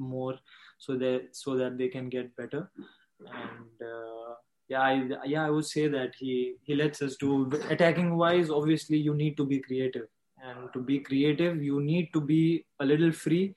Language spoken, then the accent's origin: English; Ambernath, Maharashtra, India; I am from Ambanath